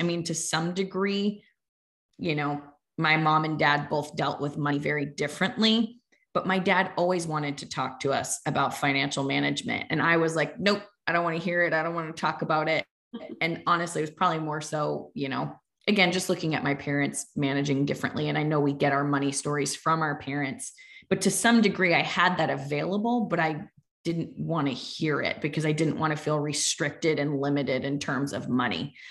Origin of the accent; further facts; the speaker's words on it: Fairfield County, Connecticut, United States; growing up in Fairfield County, Connecticut